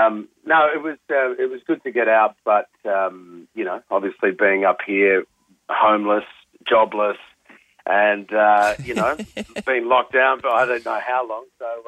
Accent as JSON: {"language": "English", "town": "Sydney", "region": "New South Wales", "country": "Australia", "tie": "born or raised there", "also_born_or_lived": "Melbourne", "moved": "as an adult", "lives_now": "Sydney, Australia", "said": "packing up and heading back to Sydney, which is my hometown. But I moved away just over 20 years ago to go and do Blue Heelers down in Melbourne."}